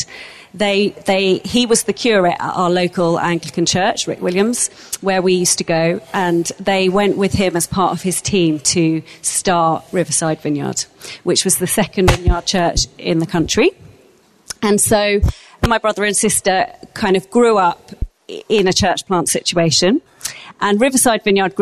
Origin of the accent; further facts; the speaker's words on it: St Margarets, London, United Kingdom; I grew up in a little place called St. Margaret's in between Richmond and Twickenham, outside London